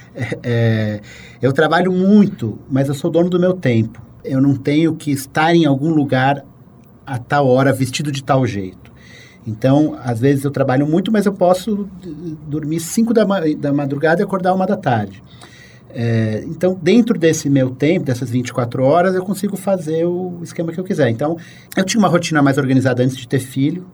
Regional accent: São Paulo, Brazil; born or raised there

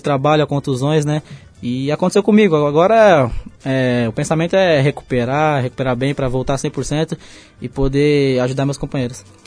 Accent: São Paulo, Brazil; vou lá onde eu nasci, né? onde eu fui criado, fico com meus amigos, com a minha família

